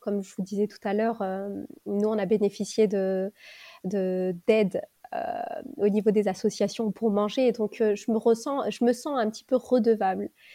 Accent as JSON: {"language": "French", "town": "Lille", "region": "Hauts-de-France", "country": "France", "tie": "born or raised there", "said": "Lille, parce que c'est ma ville natale"}